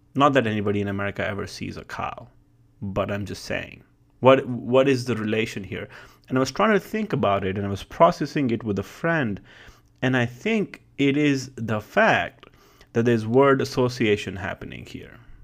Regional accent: India; moved away as an adult; now in United States; growing up in India

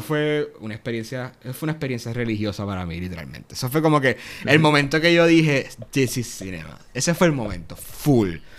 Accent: Yauco, Puerto Rico; soy de, de Yauco, del suroeste de Puerto Rico. y acá, full, full, Yaucano hasta el fin

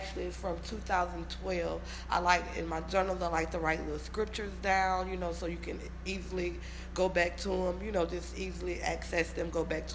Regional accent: Louisiana, United States; I'm from Louisiana

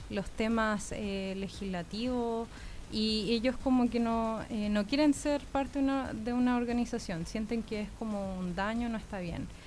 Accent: Santiago, Santiago Metropolitan Region, Chile; born there; also born or lived in United States; yo eh, nací acá en Santiago, pero me he mudado mucho. Viví en Estados Unidos 12 años, así que ahora regresé hace 5

